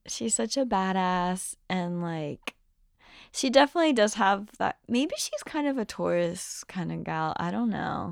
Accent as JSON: {"language": "English", "country": "Brazil", "tie": "born or raised there", "moved": "yes", "said": "I grew up in Brazil, so I definitely have some songs that are in Portuguese"}